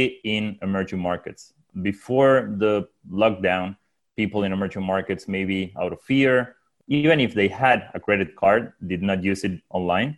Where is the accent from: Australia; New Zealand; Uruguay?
Uruguay; now in San Francisco, United States; I'm originally from Uruguay, now based out of San Francisco